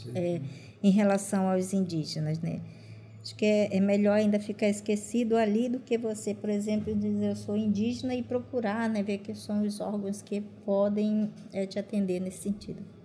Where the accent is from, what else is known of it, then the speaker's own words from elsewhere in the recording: Maués, Amazonas, Brazil; first language Sateré-Mawé; Portuguese is a second language; now in Manaus, Brazil; Eu moro aqui em Manaus, mas eu venho de uma região do Baixo Amazonas, município de Maués